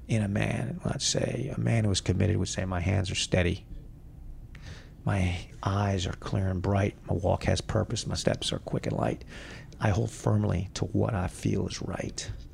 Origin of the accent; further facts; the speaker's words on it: United States; I am an American, which I am